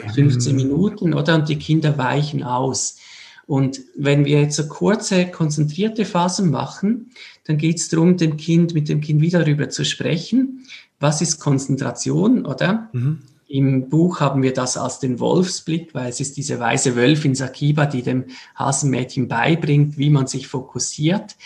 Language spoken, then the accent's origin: German; Switzerland; wir sind aus der Schweiz